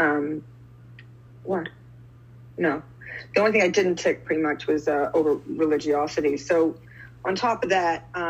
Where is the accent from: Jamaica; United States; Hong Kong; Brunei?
United States; New York; moved away as an adult; now in New Zealand; I live in New Zealand, but I'm from New York, and I'm in New York now.